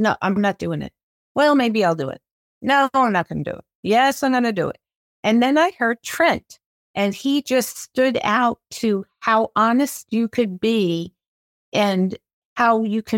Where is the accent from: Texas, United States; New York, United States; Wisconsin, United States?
New York, United States; New York City; born there; also born or lived in California; now in Arizona, United States; I was born in New York City and then moved to California and now have been in Arizona for 40 years.